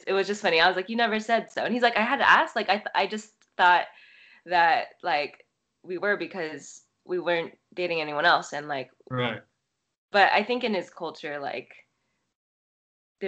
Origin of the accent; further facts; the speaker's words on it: Torrance, California, United States; I am American born, like born in Torrance, but I feel like I was raised like, I don't know, both my parents are from Taiwan